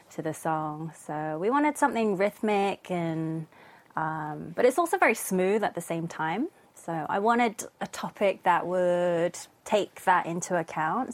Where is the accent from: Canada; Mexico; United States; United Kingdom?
United Kingdom; London; moved away as an adult; now in Korea; so I was born and raised in London, or just kind of outside London.